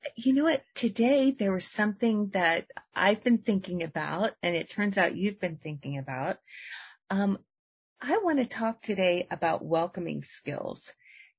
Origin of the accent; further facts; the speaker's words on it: the South, United States; I grew up in the South